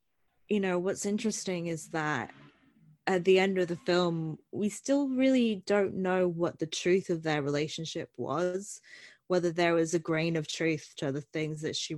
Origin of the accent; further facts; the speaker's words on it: Phoenix, Arizona, United States; I'm from Phoenix, Arizona